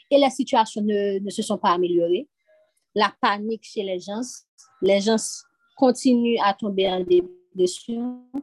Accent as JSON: {"language": "French", "country": "Haiti", "said": "Parce que je viens d'Haïti."}